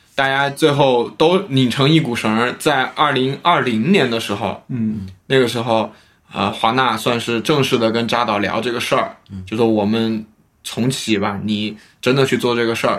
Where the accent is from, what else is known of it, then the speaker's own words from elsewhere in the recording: China; 我们大陆这边也是有响应的